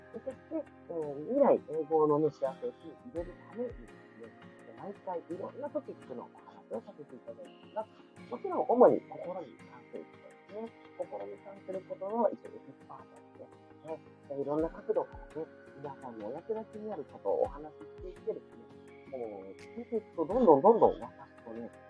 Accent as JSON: {"language": "Japanese", "region": "Fukuoka", "country": "Japan", "tie": "born or raised there", "said": "私は福岡に出身でございます"}